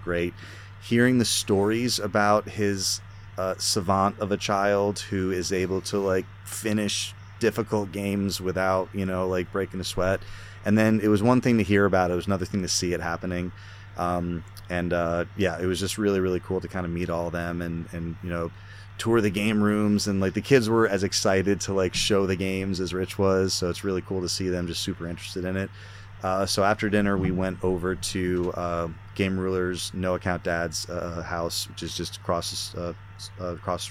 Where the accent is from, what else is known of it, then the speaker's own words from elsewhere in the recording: Connecticut, United States; I'm from Connecticut